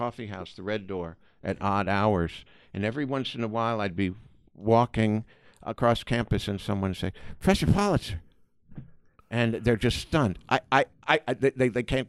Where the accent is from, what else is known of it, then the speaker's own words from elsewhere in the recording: New York City, New York, United States; moved away as an adult; also born or lived in Boston; now in California, United States; New York City